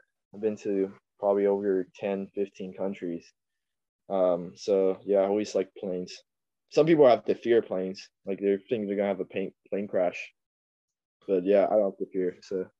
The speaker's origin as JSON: {"language": "English", "country": "Taiwan", "lives_now": "Canada", "said": "If you say, if I were to go back to Taiwan and study, hell nah."}